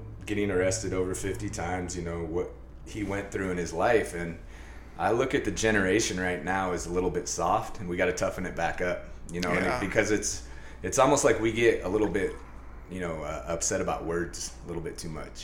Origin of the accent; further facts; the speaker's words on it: North Thurston School District, Washington, United States; we grew up in the North Thurston School District